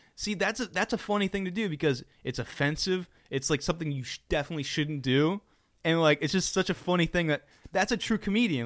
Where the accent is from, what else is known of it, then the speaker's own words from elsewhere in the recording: United States; I'm American